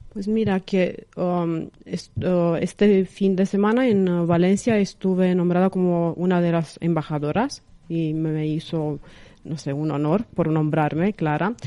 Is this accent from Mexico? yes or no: no; Craiova, Dolj, Romania; Spanish is a second language; moved away as an adult; now in Madrid, Spain; soy de Rumanía, de una ciudad pequeña del sur que se llama Craiova